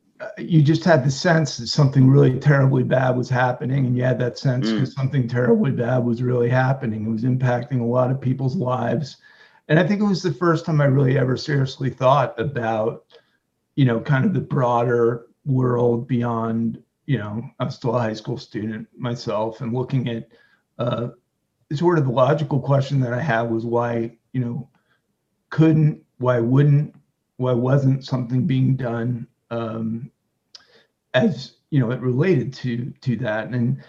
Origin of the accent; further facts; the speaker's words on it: Lehigh Valley, Pennsylvania, United States; I grew up in the Lehigh Valley area of Pennsylvania. I watched Bethlehem Steel close down and a lot of other major manufacturers in the Lehigh Valley region of Pennsylvania.